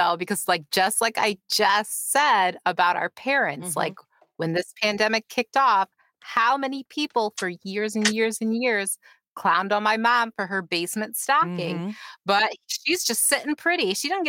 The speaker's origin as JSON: {"language": "English", "town": "Rochester", "region": "New York", "country": "United States", "tie": "born or raised there", "said": "this is my hometown's claim to fame because this shit happened at a Popeye's Chicken in Rochester, New York."}